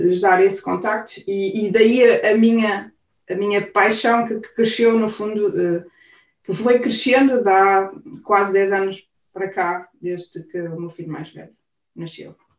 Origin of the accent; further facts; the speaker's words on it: Portugal; moved away as an adult; now in Germany; nós somos portuguesas típicas